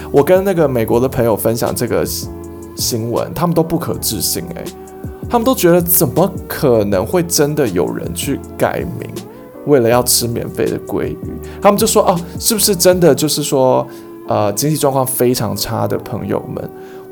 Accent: Taiwan; 我们身为台湾人

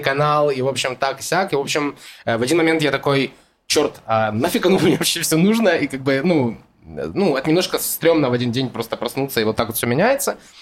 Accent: Donetsk, Donetsk Oblast, Ukraine; moved away as an adult; now in Israel; я родился в Украине, в городе Донецк, приехал сюда, э, в Израиль, в 2015 году

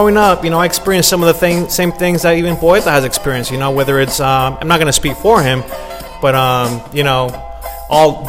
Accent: Los Angeles, California, United States; now in Oakland, United States; I was born and raised in South Central

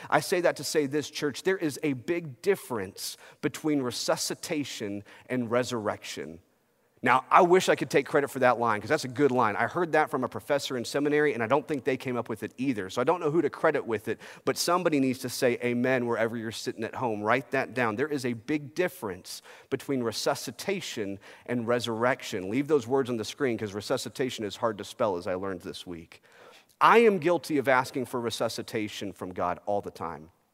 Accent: United States; As a kid growing up in America

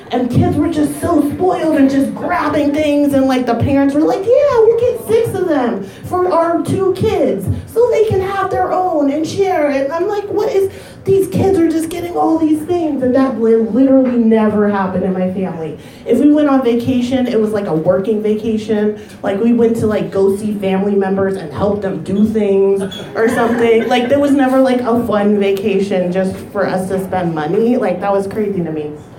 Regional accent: Ohio, United States; I grew up in Ohio

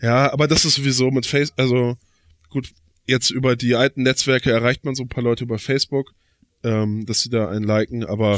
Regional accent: Flensburg, Schleswig-Holstein, Germany; als gebürtiger Flensburger

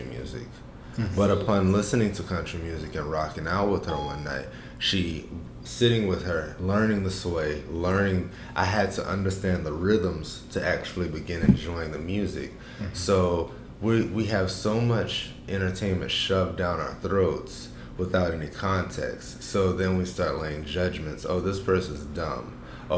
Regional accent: Savannah, Georgia, United States; also born or lived in Arizona / Los Angeles / Oakland / Berkeley; now in Atlanta, United States; Growing up in Savannah

